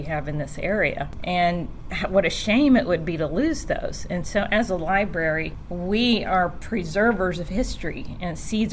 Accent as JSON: {"language": "English", "town": "Cincinnati", "region": "Ohio", "country": "United States", "tie": "born or raised there", "also_born_or_lived": "Sevier County", "moved": "yes", "said": "I'm from Cincinnati. I was born and raised in Cincinnati"}